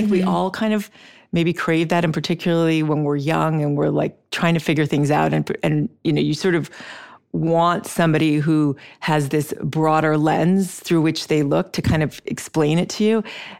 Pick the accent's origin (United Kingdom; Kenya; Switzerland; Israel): Switzerland; moved away as an adult; also born or lived in Brazil; now in United States; we lived in Brazil when I was young, and then I grew up in Switzerland, and then I came to the States to go to college, but my family was still there.